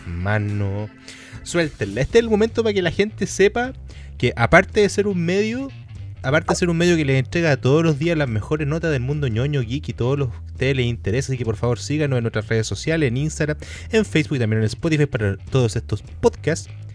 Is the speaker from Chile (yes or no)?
yes; Chile; capacidad que tenemos como chilenos